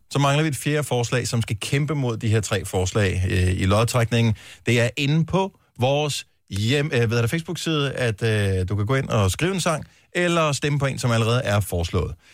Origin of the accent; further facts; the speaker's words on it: Bøjden, South Funen, Southern Denmark, Denmark; Jeg er ude for bøjden af.